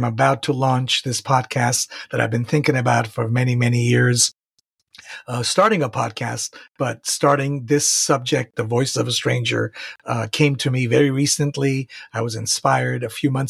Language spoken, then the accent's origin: English; Tehran, Tehran Province, Iran; also born or lived in Santa Barbara, California, United States; now in San Diego, United States; I am originally from Tehran, Iran. I've lived in the United States since 1986 legally. I am living in San Diego, California